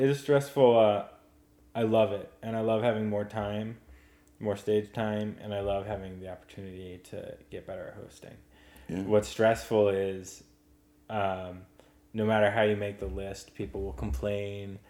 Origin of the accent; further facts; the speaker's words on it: Oxford, Pennsylvania, United States; That's where I grew up. It's a uh, very southeastern corner of the state